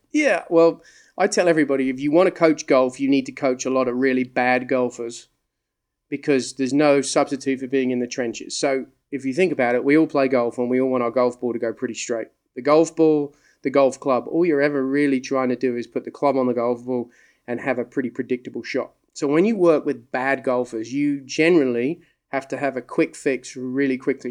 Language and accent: English; England, United Kingdom; moved away; also born or lived in the South (US); I grew up in England. Uh, people say, "You're Australian." No, I'm English. I've just lived in the South for a long time.